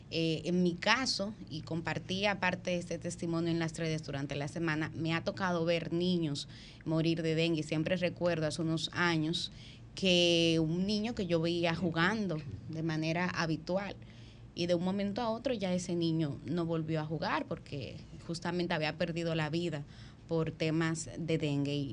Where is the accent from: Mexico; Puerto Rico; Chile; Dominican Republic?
Dominican Republic; yo creo que es un hecho que como dominicanos y como dominicanas tienen que alarmarnos.